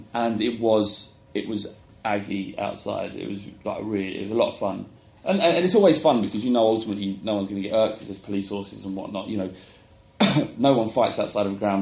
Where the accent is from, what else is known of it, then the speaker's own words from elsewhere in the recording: London, United Kingdom; also born or lived in Woodford; I grew up in Holloway